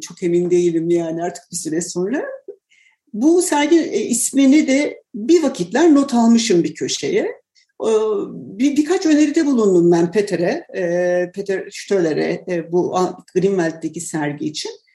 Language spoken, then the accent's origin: Turkish; Tunceli Province, Turkey; ben Dersim'de doğdum ve e, çocukluğumda hakikaten bir dağ köyündeydik